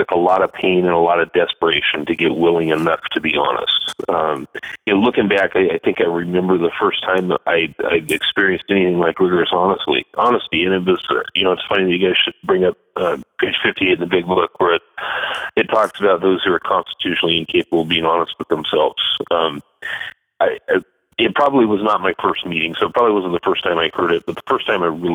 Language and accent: English; Astoria, Oregon, United States; moved away as an adult; also born or lived in Akron, Ohio; I am back in Astoria, Oregon. I'm back home